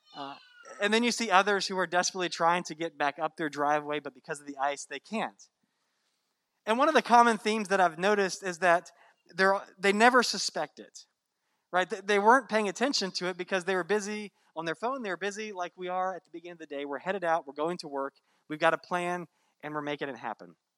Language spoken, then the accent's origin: English; Virginia, United States; now in Florida, United States; I grew up in Virginia